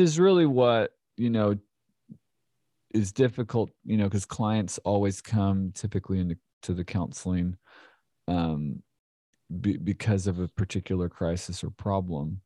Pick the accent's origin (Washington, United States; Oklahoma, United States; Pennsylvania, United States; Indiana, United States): Pennsylvania, United States; Philadelphia; now in Clarksville, United States; I grew up in Philadelphia, the suburbs of Philadelphia